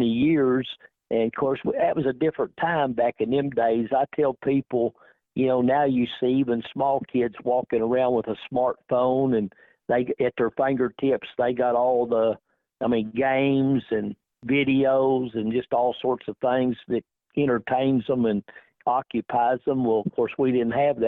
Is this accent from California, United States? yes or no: no; McAlester, Oklahoma, United States; I'm from McAllister, Oklahoma.